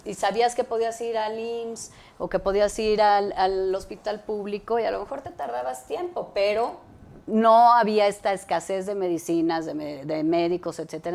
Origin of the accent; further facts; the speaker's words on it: Mexico City, Mexico; yo crecí en la Ciudad de México y viví aquí